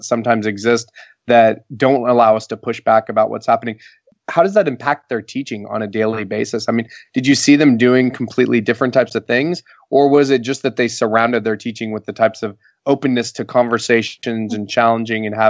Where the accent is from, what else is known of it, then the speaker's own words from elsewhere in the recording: Oklahoma, United States; I grew up in Oklahoma